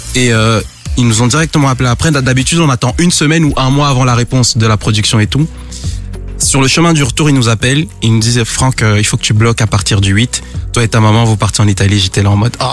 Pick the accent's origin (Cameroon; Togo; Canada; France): Cameroon; je suis né au Cameroun et je parle le B